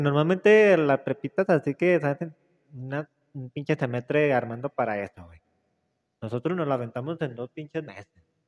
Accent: Mexico; venimos de la Morelos, morelocos

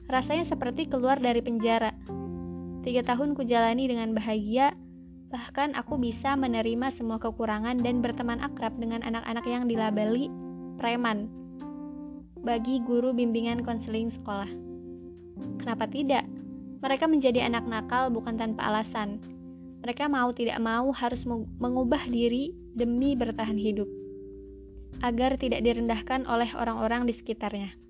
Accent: Sumatra, Indonesia; moved away as an adult; Long story short, aku berasal dari Pulau Sumatera dan merantau ke Pulau Jawa untuk melanjutkan studi. Aku mengalami culture shock, bahkan ketika sudah empat tahun kuliah di sini

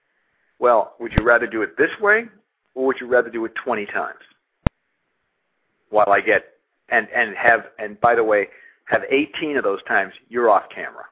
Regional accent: Massachusetts, United States; We're both from Massachusetts, from sort of Catholic, you know, Irish family

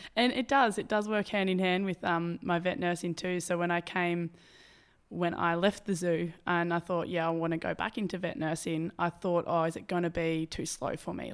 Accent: Albury, New South Wales, Australia; moved away as an adult; now in Maroochydore, Australia; I'm from Albury

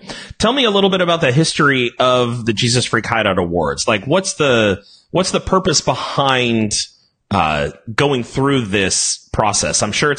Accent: California, United States; I'm from California.

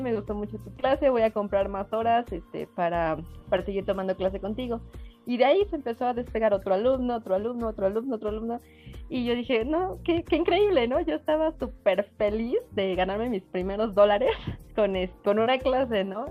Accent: Mexico; yo soy mexicana

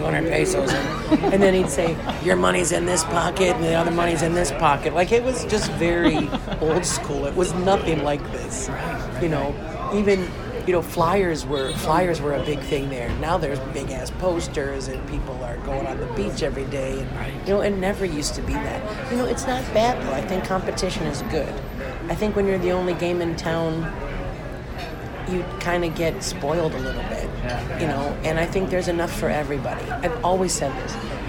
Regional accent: Detroit, Michigan, United States; also born or lived in Chicago, Illinois; now in Mexico; I grew up in Detroit and Chicago.

